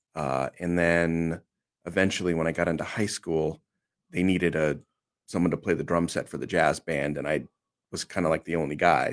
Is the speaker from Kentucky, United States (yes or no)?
no; Olympia, Washington, United States; I grew up in Olympia, Washington